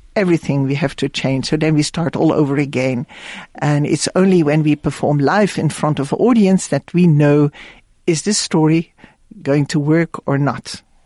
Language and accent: English; Netherlands; moved away; I was born in the Netherlands